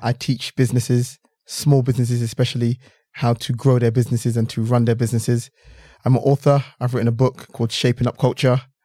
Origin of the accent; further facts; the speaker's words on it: London, United Kingdom; I grew up in London, England, you know, this is, this is the, you know, the culture I grew up in.